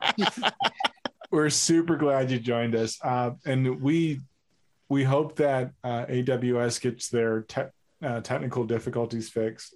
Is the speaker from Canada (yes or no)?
no; New York, United States; I am a New Yorker